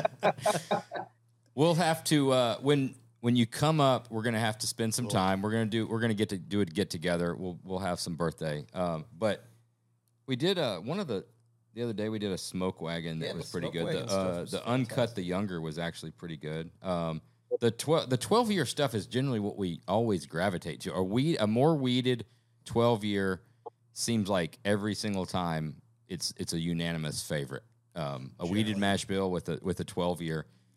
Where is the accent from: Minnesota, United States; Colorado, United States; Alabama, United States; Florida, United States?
Alabama, United States; I'm from Alabama